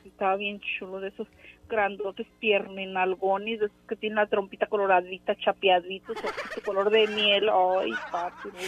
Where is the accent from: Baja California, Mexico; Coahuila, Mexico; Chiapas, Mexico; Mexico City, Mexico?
Chiapas, Mexico; San Pedro Buenavista; Yo soy de San Pedro Buenavista, municipio de Villacorso.